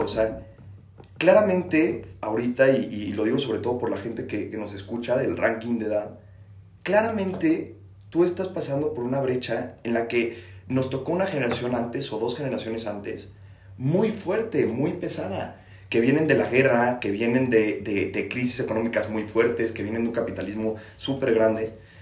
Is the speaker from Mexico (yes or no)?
yes; Mexico; no soy de la Ciudad de México, soy de otro estado de la República